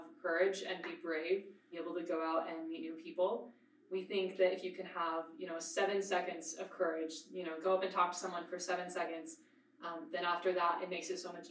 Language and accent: English; Forest Grove, Oregon, United States; moved away as an adult; now in Utah, United States; I am from a small suburb town called Forest Grove in Oregon.